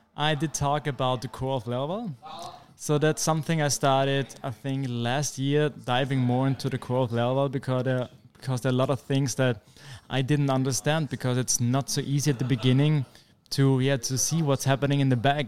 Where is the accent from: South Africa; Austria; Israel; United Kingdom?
Austria; Vienna; I'm a developer from Vienna, beautiful city in Austria